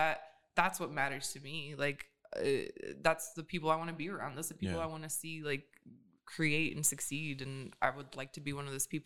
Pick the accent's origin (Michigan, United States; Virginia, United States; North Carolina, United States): Michigan, United States; Pontiac; born there; I was born in Pontiac, Michigan.